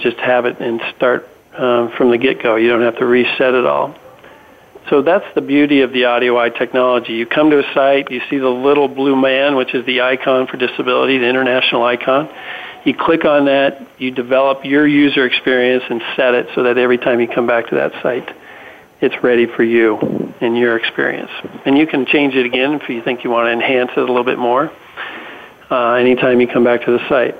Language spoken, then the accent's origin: English; Nevada, United States; moved away; Nevada is my home state, so I get to go home